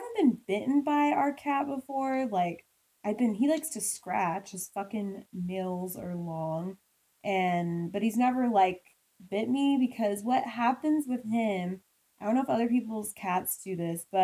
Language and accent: English; Midwest, United States; I grew up in the Midwest